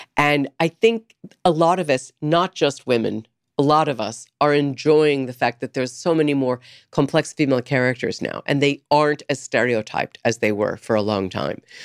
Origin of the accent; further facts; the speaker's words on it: San Diego, California, United States; moved away; also born or lived in Topeka, Kansas / New York; I grew up in San Diego, so I was in the water a lot.